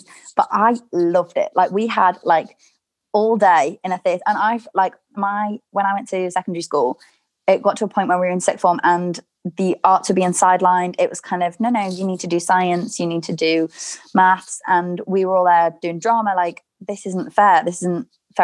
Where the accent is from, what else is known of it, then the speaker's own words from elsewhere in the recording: Chester, North West England, United Kingdom; my hometown of Chester